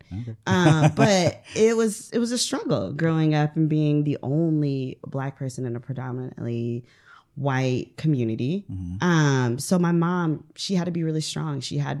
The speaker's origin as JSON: {"language": "English", "region": "Ohio", "country": "United States", "tie": "born or raised there", "moved": "as an adult", "said": "I am from Ohio, Northern Ohio, right. Lake Erie."}